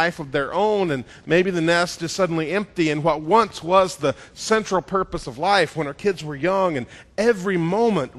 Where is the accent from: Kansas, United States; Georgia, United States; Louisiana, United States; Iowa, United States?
Georgia, United States; I'm from Georgia